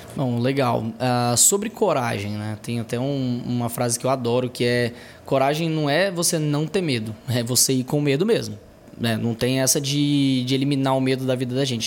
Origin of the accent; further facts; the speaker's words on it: interior of Tocantins, Brazil; moved away as an adult; now in Goiânia, Brazil; eu sou do interior do Tocantins, Atualmente eu moro em Goiânia, já tenho uns 6 anos de Goiânia aí